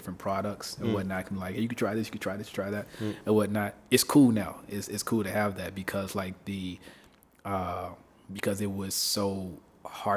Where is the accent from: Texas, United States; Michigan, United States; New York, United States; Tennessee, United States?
Tennessee, United States; Memphis; moved away; I come from Memphis, right? The Bible Belt